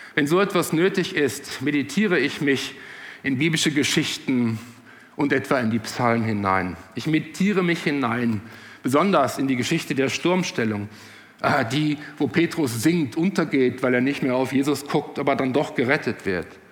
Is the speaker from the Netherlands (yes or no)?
yes; Netherlands; moved away; Ich kann als ehemaliger Holländer sagen, ich war ja kein Deutscher, ich war Holländer